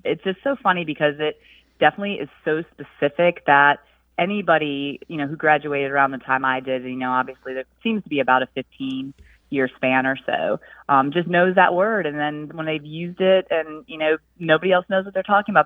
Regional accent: Brockport, New York, United States; moved away as an adult; now in Columbia, United States; I'm originally from Brockport, New York.

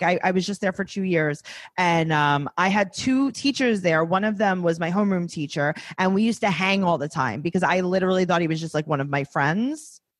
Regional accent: New York City, New York, United States; I grew up in Forest Hills, Hemda.

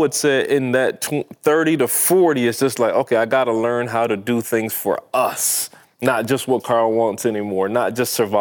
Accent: Barbados; moved away as an adult; I am from Barbados

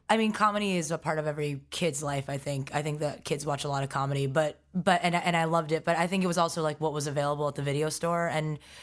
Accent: New York City, New York, United States; also born or lived in Stony Brook, Long Island, New York; I was raised in Forest Hills, Queens

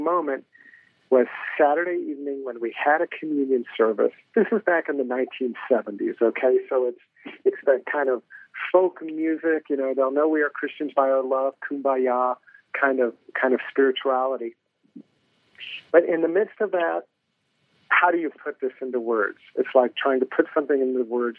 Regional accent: Hampton, Virginia, United States; Well, I'm from Virginia. I grew up in Hampton, Virginia

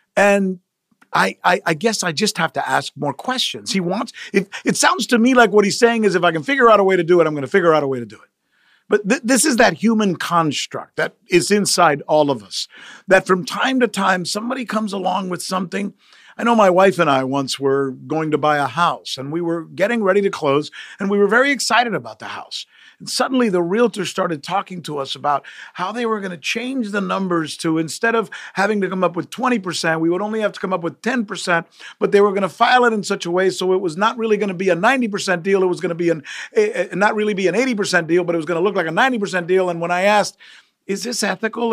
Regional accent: United States; English is a second language; I'm some Latino dude growing up in the United States

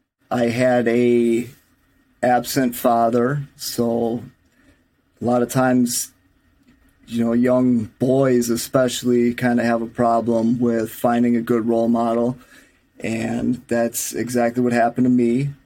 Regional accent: Milwaukee, Wisconsin, United States; I'm from Milwaukee, Wisconsin, if you can't tell from my accent.

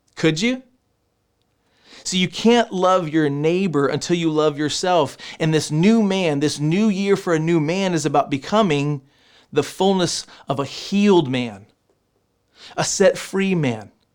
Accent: Texas, United States; I'm from Texas

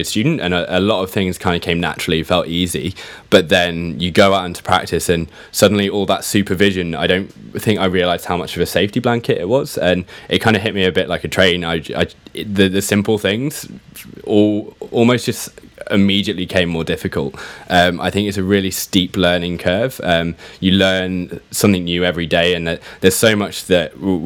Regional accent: Shropshire, just outside of Shrewsbury, West Midlands, United Kingdom; moved away as an adult; also born or lived in London; I grew up in Shropshire, just outside of Shrewsbury.

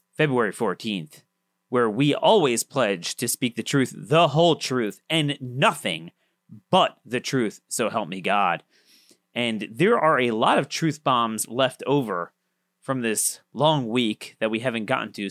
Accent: Maryland, United States; my home state, the basket case of Maryland.

